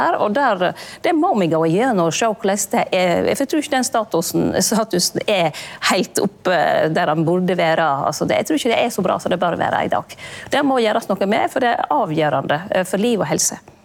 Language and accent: Norwegian; Lærdal, Vestland, Norway; hjemme i Lærdal, oppe i lia